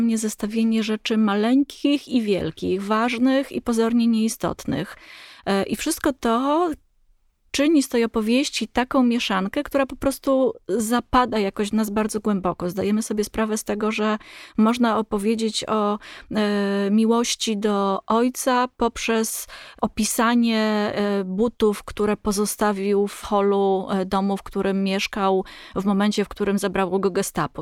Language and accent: Polish; Poland; my, Polacy